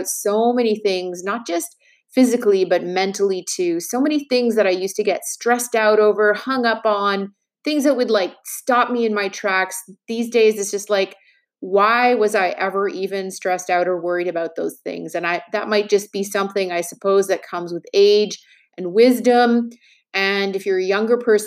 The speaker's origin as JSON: {"language": "English", "town": "Montreal", "region": "Quebec", "country": "Canada", "tie": "born or raised there", "said": "I actually went to school in Quebec. I was born in Montreal, and I went to school. I went to McGill University"}